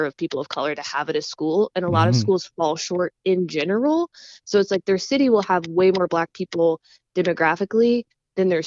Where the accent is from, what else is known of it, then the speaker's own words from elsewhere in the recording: Lincoln, Nebraska, United States; growing up in Lincoln, Nebraska